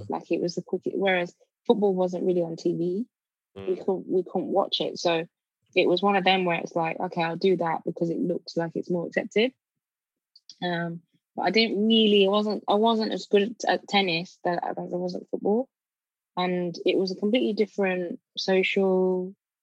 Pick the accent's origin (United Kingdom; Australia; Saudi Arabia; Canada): United Kingdom; Birmingham, West Midlands; also born or lived in Nigeria; I grew up in Birmingham, so South Birmingham area called Kings Norton, on a council estate